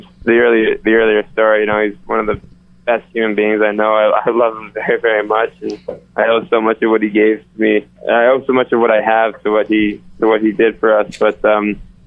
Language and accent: English; Fort St. James, British Columbia, Canada; I grew up in Fort St. James